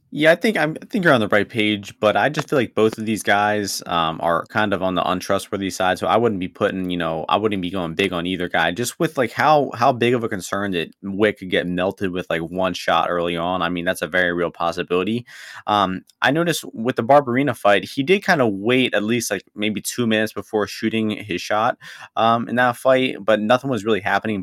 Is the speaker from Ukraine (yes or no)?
yes; Ukraine; I'm from Ukraine